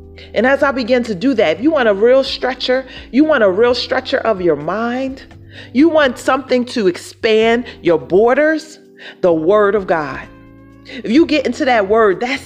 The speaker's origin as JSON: {"language": "English", "town": "Philadelphia", "region": "Pennsylvania", "country": "United States", "said": "See, I'm from Philadelphia, Philly."}